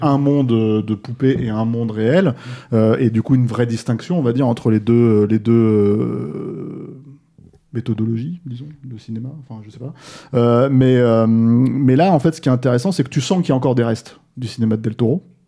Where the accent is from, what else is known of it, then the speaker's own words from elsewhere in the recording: France; chez nous en France